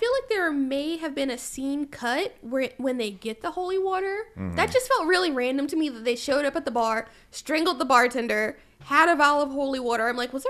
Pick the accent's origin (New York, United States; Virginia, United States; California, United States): Virginia, United States; I'm from Virginia where we say draws.